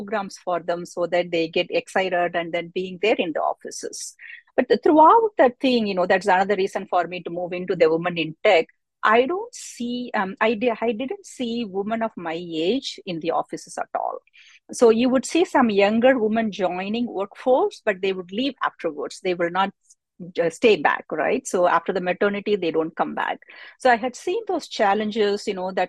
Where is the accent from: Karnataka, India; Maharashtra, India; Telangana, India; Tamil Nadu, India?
Tamil Nadu, India; Madurai; I came from a background from a rural India, right? I came from Madurai. That's where I came from.